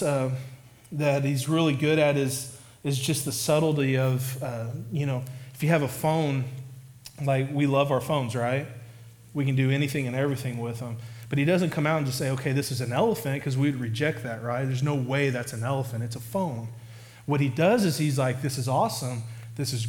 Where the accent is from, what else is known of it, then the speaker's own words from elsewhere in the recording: Oklahoma, United States; I'm from Oklahoma, so, like, you have tornadoes